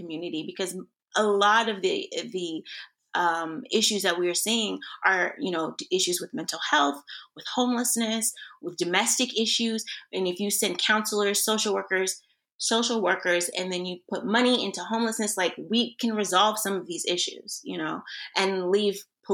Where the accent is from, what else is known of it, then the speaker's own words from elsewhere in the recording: Oklahoma City, Oklahoma, United States; now in Texas, United States; I'm from Oklahoma City